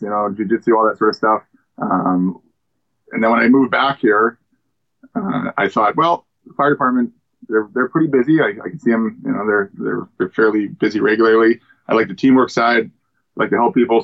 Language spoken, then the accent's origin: English; Oliver, British Columbia, Canada; I grew up in Oliver.